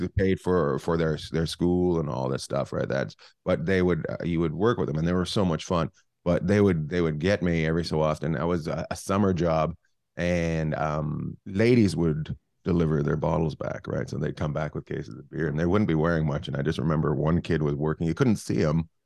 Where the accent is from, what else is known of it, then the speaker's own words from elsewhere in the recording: Terrace, British Columbia, Canada; also born or lived in Vancouver / Los Angeles; now in Long Beach, United States; I grew up in Terrace, British Columbia, which is up near Alaska